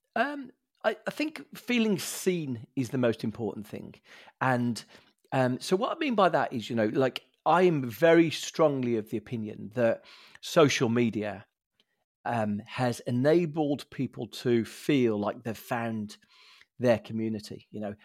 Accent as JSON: {"language": "English", "town": "Birmingham", "region": "West Midlands", "country": "United Kingdom", "tie": "born or raised there", "said": "a Brummie, grew up in the council estate in Birmingham"}